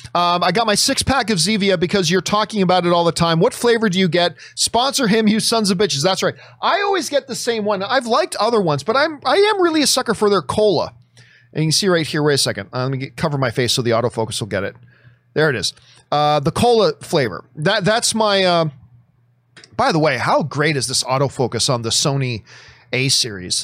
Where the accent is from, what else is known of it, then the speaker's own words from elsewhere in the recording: Hamilton, Ontario, Canada; my hometown of Hamilton